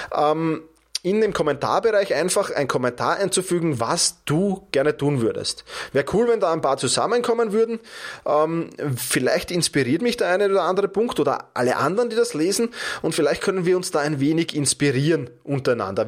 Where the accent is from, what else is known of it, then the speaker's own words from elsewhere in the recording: Austria; bei uns in Österreich